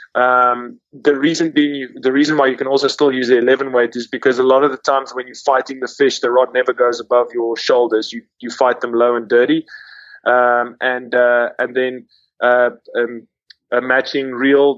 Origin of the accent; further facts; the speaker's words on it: South Africa; moved away as an adult; also born or lived in London; I I grew born and raised in South Africa